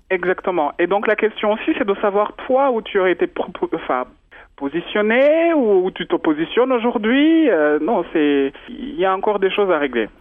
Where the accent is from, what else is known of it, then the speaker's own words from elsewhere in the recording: Rwanda; moved away; je suis rwandaise, euh, je suis né au Rwanda, j'adore ma culture